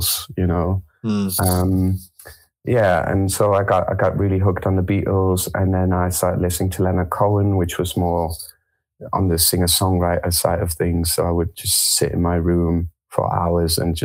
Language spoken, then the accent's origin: English; Germany; also born or lived in France; I was born in France. I grew up in Germany